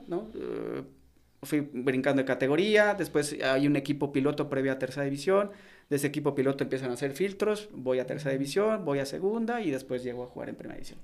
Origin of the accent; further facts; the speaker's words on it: León, Guanajuato, Mexico; also born or lived in Mexico City; Yo nací en la Ciudad de México, pero desde muy niño, por eso cuando me preguntan de, dónde eres, yo soy de León. O sea, fui registrado en la Ciudad de México, si ven mi acta de nacimiento aparece en la Ciudad de México, pero yo fui formado y, crecí eh, aquí en León.